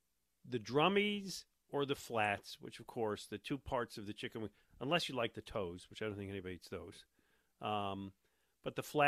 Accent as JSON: {"language": "English", "town": "Buffalo", "region": "New York", "country": "United States", "tie": "born or raised there", "moved": "yes", "said": "I grew up in Buffalo, New York."}